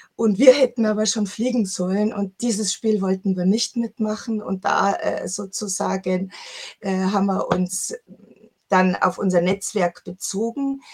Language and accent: German; Chiemsee, Bavaria, Germany; ich bin am Chiemsee groß geworden